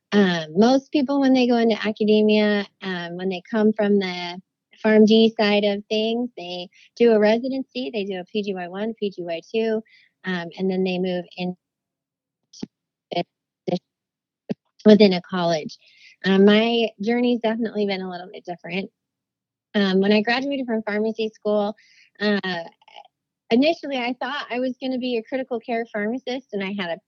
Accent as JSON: {"language": "English", "region": "Idaho", "country": "United States", "tie": "born or raised there", "also_born_or_lived": "Washington, D.C.", "moved": "as an adult", "said": "I'm an Idaho girl born and raised"}